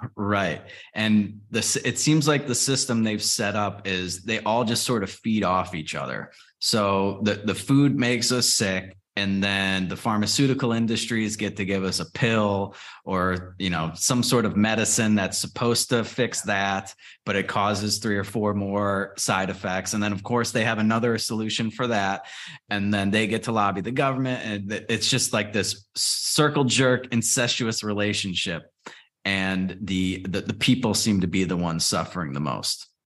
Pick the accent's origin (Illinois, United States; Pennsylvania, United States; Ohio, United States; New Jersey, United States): Illinois, United States; Chicago; I grew up in Chicago or just outside of Chicago